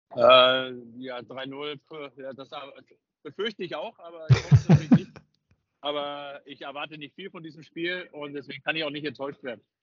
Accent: Upper Palatinate, Bavaria, Germany; ich komme aus der Oberpfalz

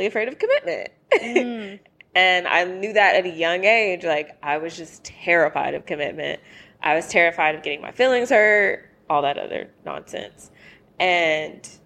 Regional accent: the South, United States; now in Los Angeles, United States; I'm from the South and I'm Black

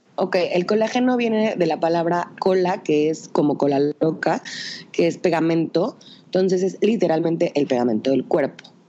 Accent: Tehuacán, Puebla, Mexico; Soy de Tehuacán, una ciudad muy chiquita, bueno, ni tan chiquita, pero este, una ciudad en el estado de Puebla

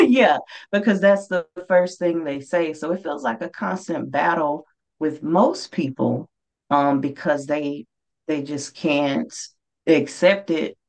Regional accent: Mississippi, United States; moved away; my home state of Mississippi

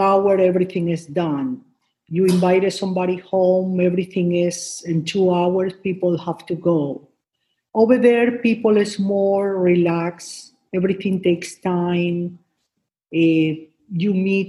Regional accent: Guayaquil, Guayas, Ecuador; first language Spanish; English is a second language; moved away as an adult; now in United States; I'm from Ecuador, Guayaquil, Ecuador

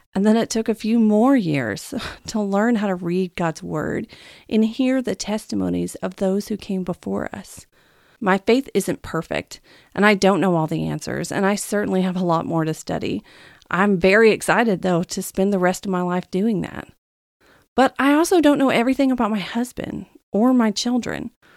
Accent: the Bible Belt, United States; moved away as an adult; now in California, United States; I was raised in the Bible Belt of America, and I never really understood what that meant until I actually left it and moved to California a few years ago

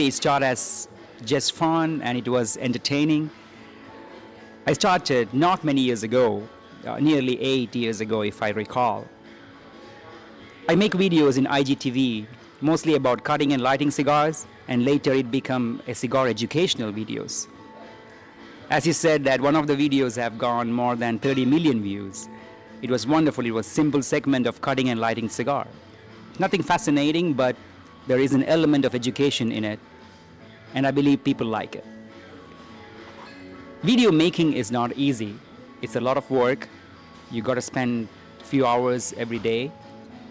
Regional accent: Dubai, United Arab Emirates; I was born in Dubai

